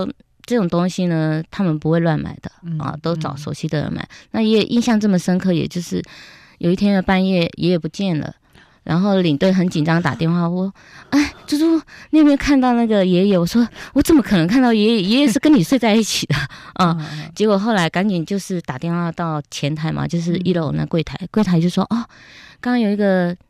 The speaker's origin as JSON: {"language": "Chinese", "country": "Taiwan", "tie": "born or raised there", "said": "我们身为土生土长台湾人"}